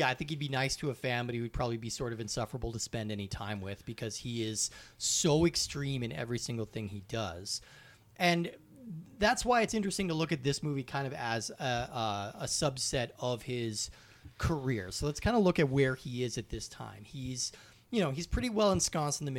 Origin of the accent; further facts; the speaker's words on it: Colorado, United States; moved away; I was visiting my hometown in Colorado over the summer